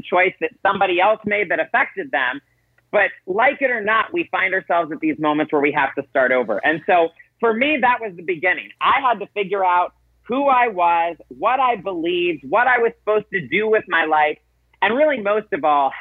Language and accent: English; South Carolina, United States; I grew up in South Carolina